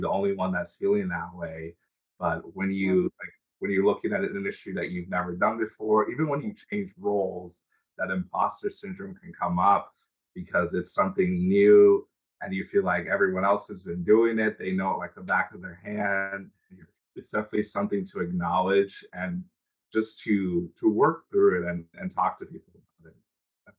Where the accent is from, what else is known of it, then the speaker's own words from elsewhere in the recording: United States; also born or lived in Nigeria; I grew up in the United States, but I wasn't born in the United mm-hmm. States